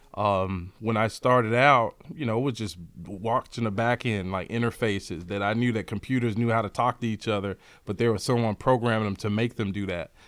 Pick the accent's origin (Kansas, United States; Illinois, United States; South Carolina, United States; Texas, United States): Illinois, United States; Chicago; Born and raised in Chicago, south side of Chicago.